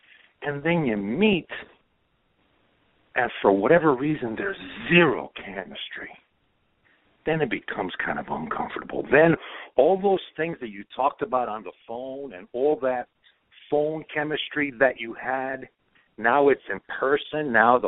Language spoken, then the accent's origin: English; Croatia; I was born in Europe. I'm a Croatian. I was raised it. My whole core is European.